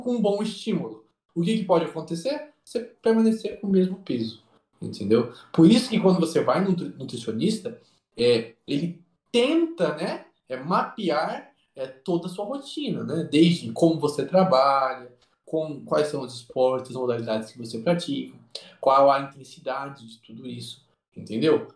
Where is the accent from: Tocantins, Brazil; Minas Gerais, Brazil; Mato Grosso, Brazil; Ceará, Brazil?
Mato Grosso, Brazil; Rio Branco; Quando eu era criança, eu morei em Rio Branco, no Mato Grosso.